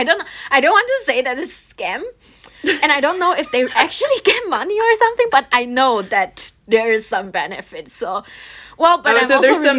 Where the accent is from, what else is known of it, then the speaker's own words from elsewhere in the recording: Taiwan; moved away as an adult; now in Berlin, Germany; I am originally from Taiwan, and I have like officially moved to Berlin for 1.5 years until now.